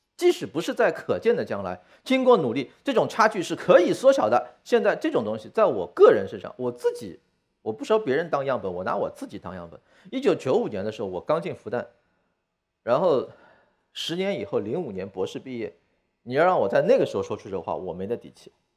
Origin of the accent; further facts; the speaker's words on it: China; 我中国人的典型认知是中国有很多问题